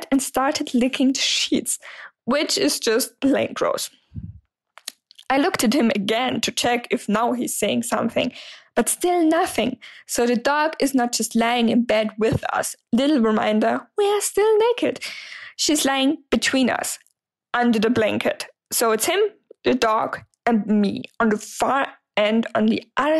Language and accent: English; Germany; English is a second language; I'm 26 years old and I'm from Germany, so sorry for the accent